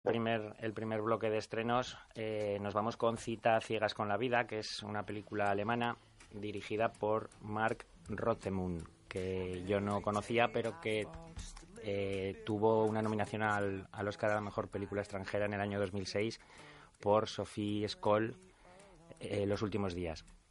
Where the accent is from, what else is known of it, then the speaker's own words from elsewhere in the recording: Aragon, Spain; accent: maño; tengo un acento muy maño